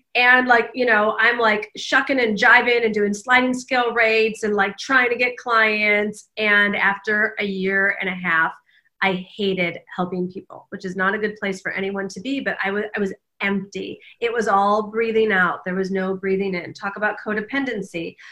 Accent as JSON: {"language": "English", "town": "Detroit", "region": "Michigan", "country": "United States", "tie": "born or raised there", "also_born_or_lived": "Kalamazoo, Michigan / Washington, D.C.", "moved": "as an adult", "said": "I grew up in the Midwest, in the suburbs of Detroit"}